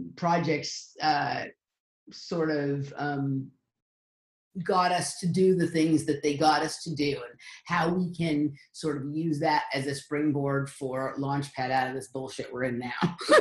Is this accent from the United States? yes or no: yes; Los Angeles, California, United States; I'm from Los Angeles, California, and I grew up um, kind of with a blend of the cultures around both competitive gymnastics and uh, Hollywood here in Los Angeles